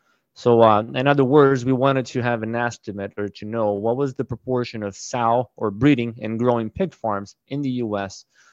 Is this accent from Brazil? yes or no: yes; Brazil; moved away as an adult; also born or lived in Minnesota, United States; So originally, I am from Brazil. I was born in a family of hog producers.